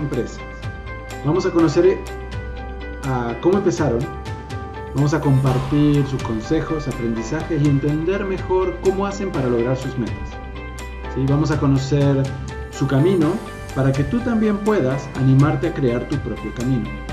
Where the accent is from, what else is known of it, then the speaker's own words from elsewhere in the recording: Argentina; moved away as an adult; also born or lived in Colima, Mexico; now in Guadalajara, Mexico; soy un argentino que este, pues, se vino, mudó a México hace ya casi más de 10 años